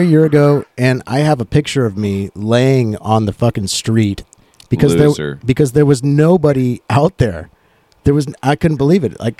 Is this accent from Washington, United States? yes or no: yes; Tacoma, Washington, United States; I don't live in Tacoma. I'm from Tacoma, but it's got about 200,000 people.